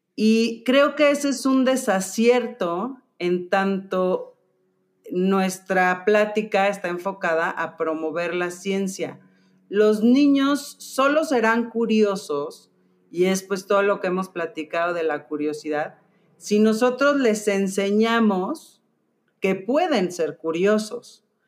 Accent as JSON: {"language": "Spanish", "country": "Mexico", "said": "nosotros como mexicanos"}